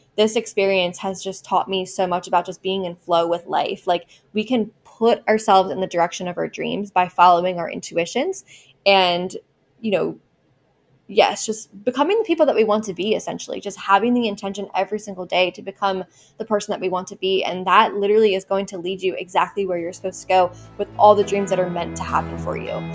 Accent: Baltimore, Maryland, United States; my hometown in Maryland

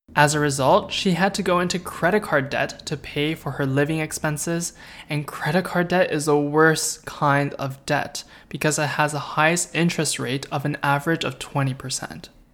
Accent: Canada; I'm a half-Korean and Chinese boy, born and raised in Canada

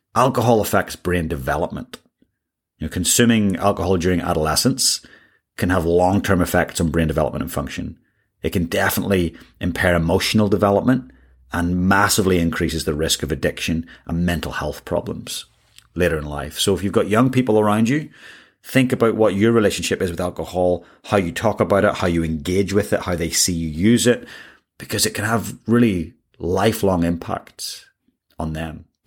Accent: Ireland; moved away; I grew up in Ireland

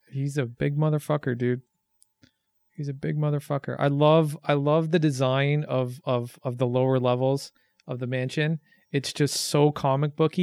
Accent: Canada

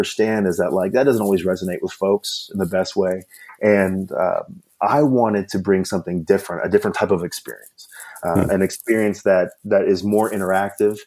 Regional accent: Kentucky, United States; I grew up in Kentucky

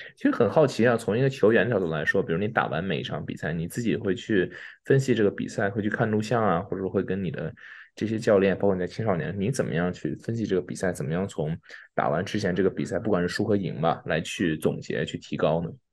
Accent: Beijing, China; 大家知道我也是北京人

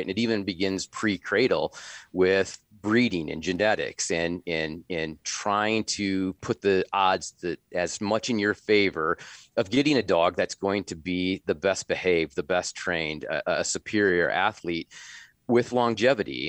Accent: Northwest Iowa, United States; also born or lived in Minnesota; now in Sioux Falls, United States; I grew up in Northwest Iowa, in the prairie pothole region of Northwest Iowa

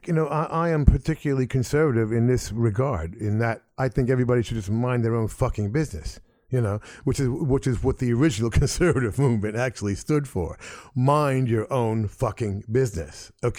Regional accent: United States; especially as an American.

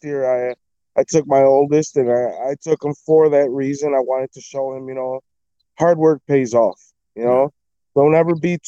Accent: Chicago, Illinois, United States; When I was born, we used to live right on the corner of Wilton and Cornelia. So that's like a block up from Wrigley Field.

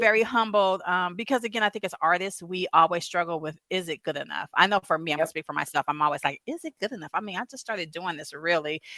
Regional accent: Southern California, United States; moved away as an adult; also born or lived in Louisiana / Savannah, Georgia; now in Asheville, United States; I'm originally from Southern California, but born and raised, 40 plus years

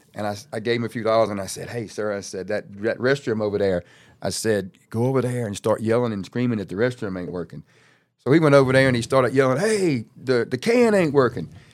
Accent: Louisiana, United States; I'm from Louisiana. I got a duffel bag. I came here two days ago

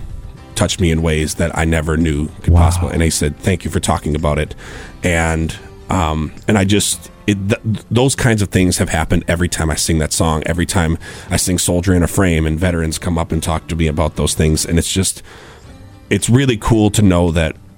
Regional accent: Stewartville, Minnesota, United States; I'm from Stuartville, Minnesota

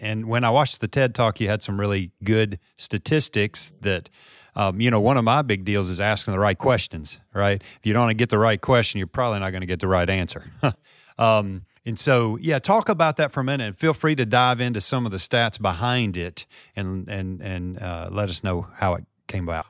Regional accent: Memphis, Tennessee, United States; here in my hometown of Memphis, Tennessee

